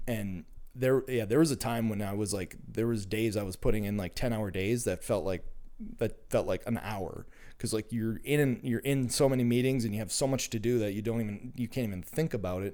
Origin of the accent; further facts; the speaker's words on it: Minnesota, United States; I'm, uh, born and raised in Minnesota